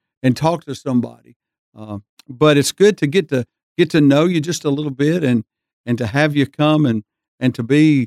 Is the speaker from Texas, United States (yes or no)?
no; Hanceville, Alabama, United States; I grew up in Hanceville, so it'd be kind of like growing up in wherever. So I grew up in Hanceville